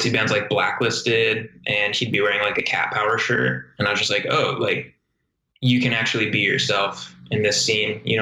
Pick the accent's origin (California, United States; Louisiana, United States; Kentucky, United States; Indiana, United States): California, United States; Inland Empire; growing up in the Inland Empire